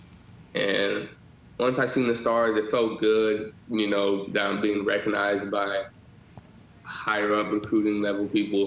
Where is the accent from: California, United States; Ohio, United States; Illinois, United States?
California, United States; San Diego; also born or lived in the South; I'm in my hometown